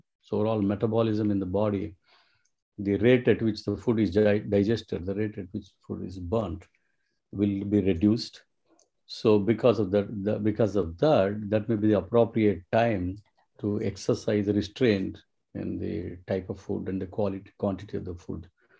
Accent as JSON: {"language": "English", "town": "Karimnagar", "region": "Telangana", "country": "India", "tie": "born or raised there", "also_born_or_lived": "Hyderabad, India", "moved": "as an adult", "lives_now": "United States", "said": "my hometown in Karimnagar, there is a river, Godavari."}